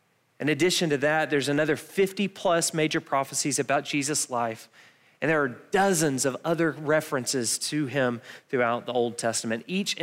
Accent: Milledgeville, Georgia, United States; we're from Milledgeville, so we've never actually touched snow

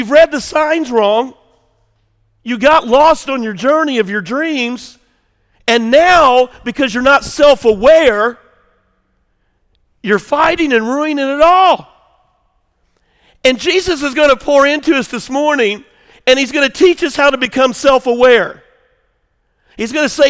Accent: Southern Illinois, United States; I grew up on the farm, Southern Illinois kid

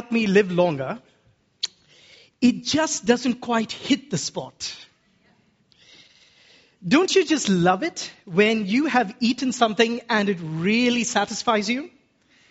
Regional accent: Kerala, India; As an Indian man from Kerala

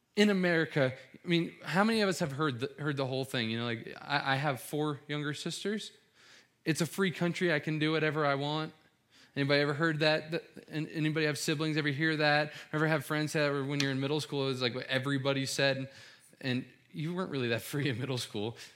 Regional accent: Cincinnati, Ohio, United States; I'm from Cincinnati

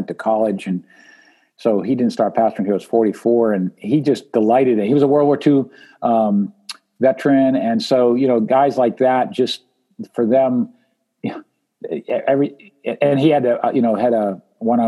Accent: New Hampshire, United States; I grew up in Lilywhite, New Hampshire

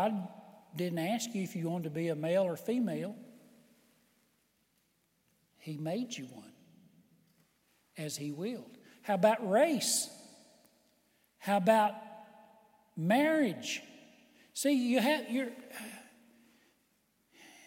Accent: United States; I was born in the United States of America

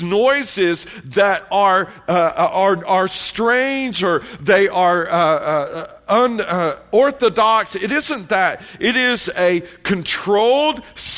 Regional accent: Tennessee, United States; moved away as an adult; also born or lived in Columbia, South Carolina; I grew up in Tennessee, raising hogs.

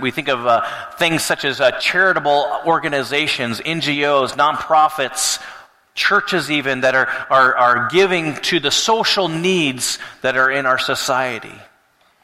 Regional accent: Alaska, United States; moved away; growing up in Alaska

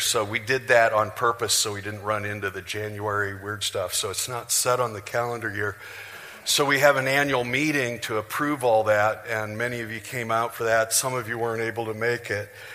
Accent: Janesville, Iowa, United States; moved away; I'm from Janesville, Iowa.

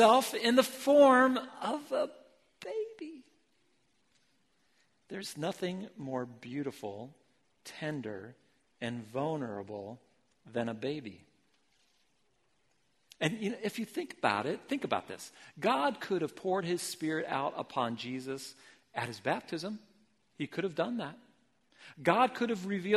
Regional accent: Ohio, United States; moved away as an adult; also born or lived in Philippines; now in Portland, United States; I was raised in Ohio

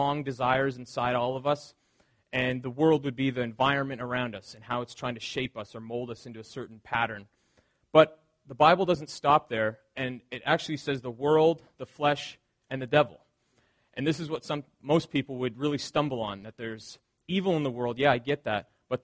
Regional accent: the Maritimes, Canada; growing up in the Maritimes

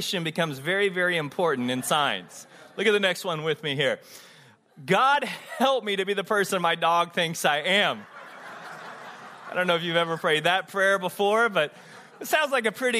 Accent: Texas, United States; I grew up in Texas

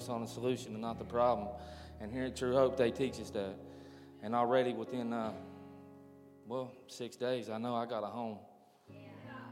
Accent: Mingo County, West Virginia, United States; also born or lived in Hurricane, West Virginia; I'm from right here in Hurricane. Yeah. I grew up in Mingo County

